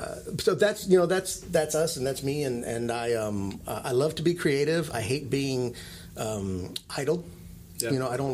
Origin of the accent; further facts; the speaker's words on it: Italy; also born or lived in Hawaii / New Mexico; I became a man in Hawaii, but I grew up in Italy.